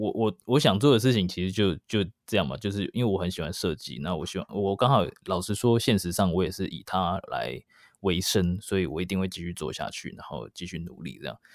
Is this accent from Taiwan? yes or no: yes; Taiwan; moved away as an adult; now in New York, United States; 在台湾，我是高中毕业过差不多两年才移民去美国，所以，呃，我，我算是在台湾长大的，然后现在是新移民